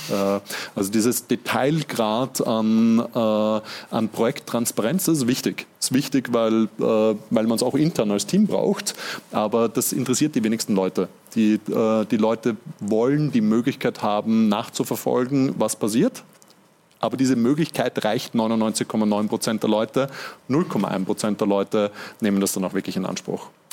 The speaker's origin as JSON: {"language": "German", "region": "Vienna", "country": "Austria", "said": "ich bin ja selber Wiener"}